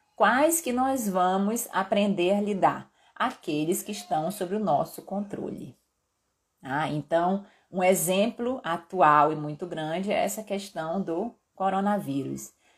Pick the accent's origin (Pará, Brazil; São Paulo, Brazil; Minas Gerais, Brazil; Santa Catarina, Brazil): Pará, Brazil; Belém; now in Belo Horizonte, Brazil; eu sou paraense acostumada com o calor que faz em Belém